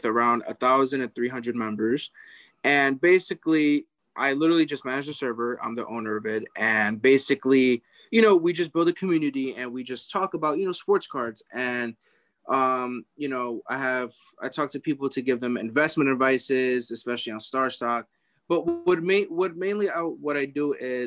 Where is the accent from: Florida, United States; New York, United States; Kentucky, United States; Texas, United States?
New York, United States; I'm from New York and I was born in New York